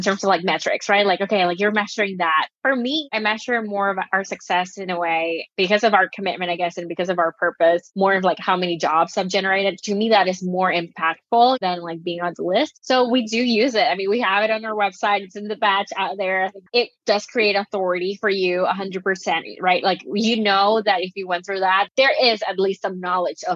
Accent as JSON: {"language": "English", "country": "Nicaragua", "said": "I'm from Nicaragua"}